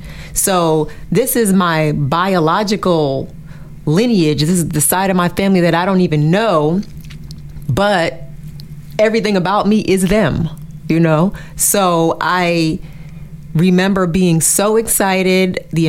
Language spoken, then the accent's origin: English; Far North, Cameroon; And so I'm from the Mafa people. The Mafa people are from the extreme north.